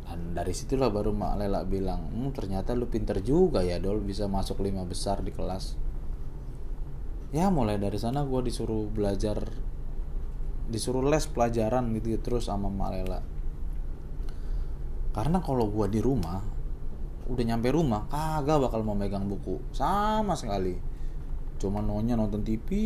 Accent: Tambun, West Java, Indonesia; accent: Betawi (Tambun); also born or lived in Tanjung Priok; tapi gue lahir di Priuk gede di Tambun nah kalau ada yang tahu Tambun itu salah satu kecamatan di Kabupaten Bekasi di sono masih banyak orang-orang Betawi pinggirannya kayak ya Betawi Betawi pinggiran makanya logat gue banyak kan ngikutin logat logat logat di Tambun

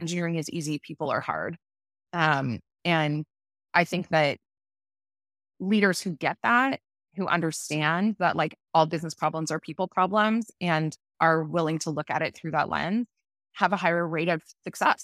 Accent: Toronto, Ontario, Canada; moved away as an adult; also born or lived in Vancouver; So I had grown up in Toronto

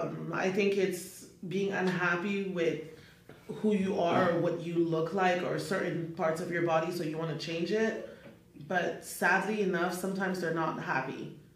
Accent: Canada; moved away; I'm originally Canadian

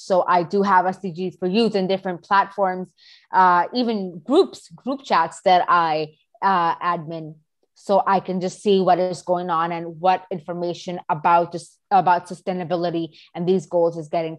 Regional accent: Pakistan; I am 14. I move around the country, but let's just say I'm from Pakistan.

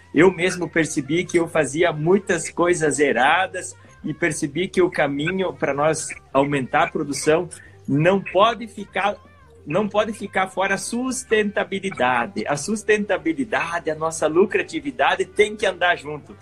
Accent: Santa Catarina, Brazil; eu nasci em Santa Catarina

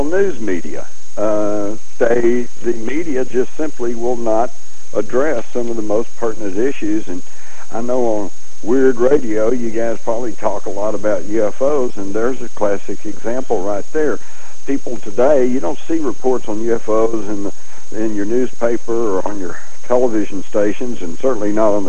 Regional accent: Fort Worth, Texas, United States; born or raised there

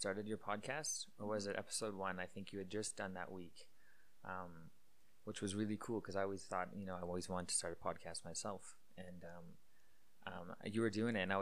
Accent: Winkler, Manitoba, Canada; moved away as an adult; also born or lived in Iowa, United States; now in Calgary, Canada; I moved back to Manitoba in Canada here, right when I graduated high school, like literally the week of after I graduated high school. I basically moved back to Winkler, back to my hometown

